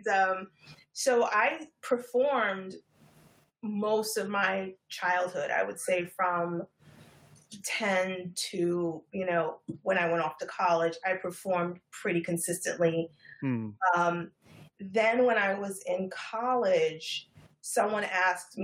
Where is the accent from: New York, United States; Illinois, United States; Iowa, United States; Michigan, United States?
New York, United States; New York City; Born and bred. I'm a third generation Harlemite